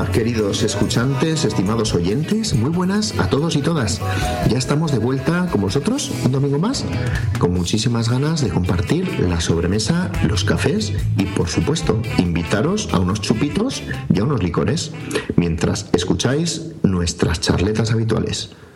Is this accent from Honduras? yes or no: no; northern Spain, Spain; los del norte